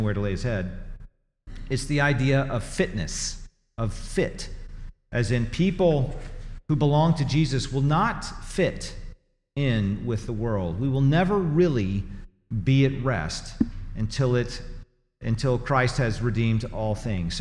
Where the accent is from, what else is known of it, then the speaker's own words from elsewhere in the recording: Tennessee, United States; moved away as an adult; also born or lived in Missouri; now in Greenville, United States; I grew up in Tennessee and lived there for 25 years and then lived in Missouri for 15 years, this is home.